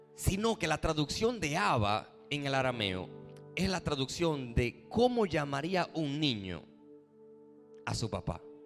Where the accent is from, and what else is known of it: Dominican Republic